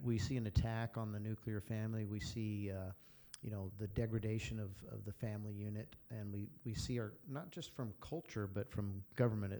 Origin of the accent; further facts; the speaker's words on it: Greeley, Colorado, United States; also born or lived in San Francisco; I grew up in Greeley, Colorado